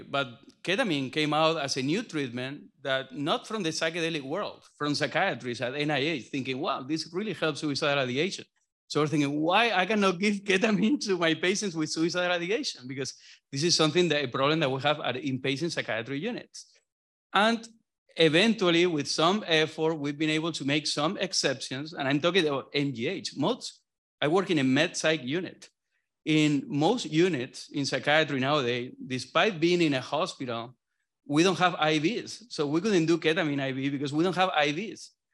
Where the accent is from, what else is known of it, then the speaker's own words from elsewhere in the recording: southern Spain, Spain; moved away as an adult; now in Boston, United States; I'm from South Spain